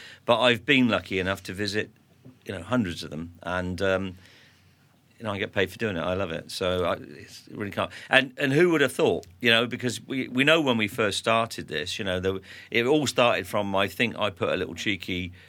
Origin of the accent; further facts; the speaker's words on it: Hawick, Scotland, United Kingdom; I was born in Scotland. You know. They can't usually pick that up from my accent in Fairness, and I was born in Hoyk, so I'm a Borders lad